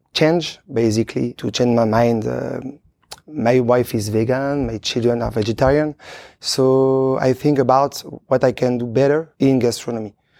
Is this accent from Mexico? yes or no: no; Chambéry, Auvergne-Rhône-Alpes, France; English is a second language; moved away as an adult; also born or lived in Luxembourg / Belgium; now in Switzerland; I was born in Chambéry, in Savoie